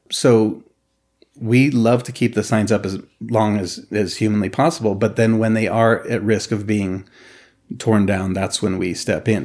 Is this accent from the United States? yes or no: yes; Reno, Nevada, United States; born or raised there